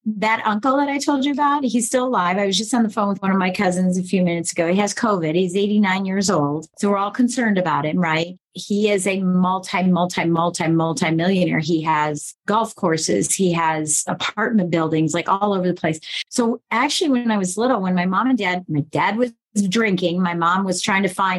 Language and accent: English; Colorado, United States; also born or lived in Michigan; I was born in Colorado, raised in Michigan, then raised in Colorado the second half.